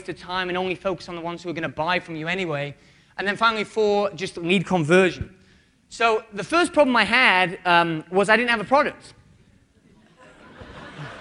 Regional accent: United Kingdom; I'm British.

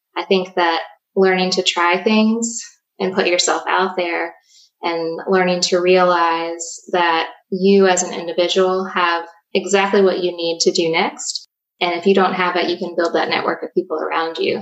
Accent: Danville, Virginia, United States; I was born and raised in Danville, Virginia

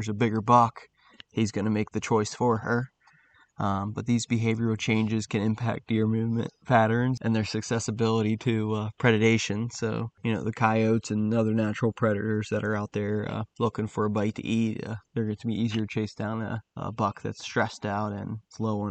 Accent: South Central Pennsylvania, United States; I grew up in South Central PA ever since I could walk

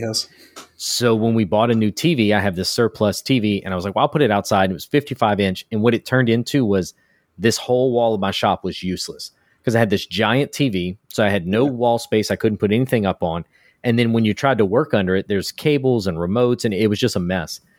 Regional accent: United States; now in Houston, United States; I'm from America. Uh, I'm in Texas, in Houston

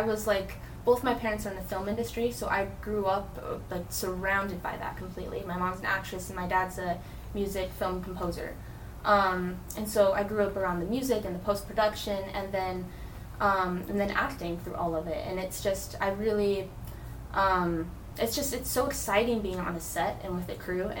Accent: Utah, United States; moved away as an adult; now in Fort Myers, United States; I'm from Utah

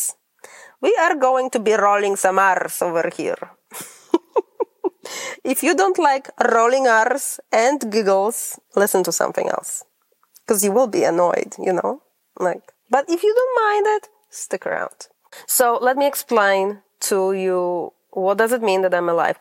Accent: Poland; English is a second language; moved away as an adult; also born or lived in Grand Rapids, Michigan; now in United States; I am originally from Poland.

